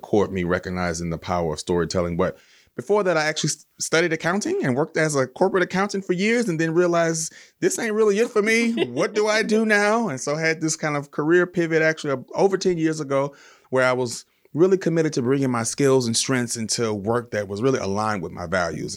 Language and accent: English; Baton Rouge, Louisiana, United States; moved away as an adult; now in Los Angeles, United States; I'm from Baton Rouge, Louisiana, and I moved to Los Angeles, uh, ten years ago as an actor